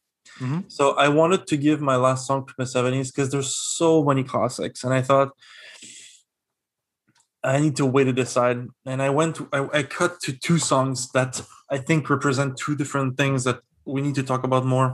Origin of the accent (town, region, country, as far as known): Quebec, Canada